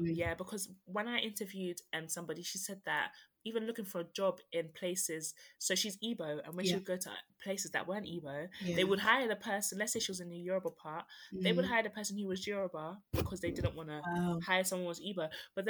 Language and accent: English; London, United Kingdom; I grew up in South London.